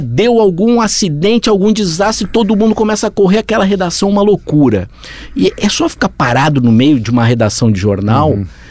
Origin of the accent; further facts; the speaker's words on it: Rio Grande do Sul, Brazil; moved away as an adult; now in São Paulo, Brazil; eu sou gaúcho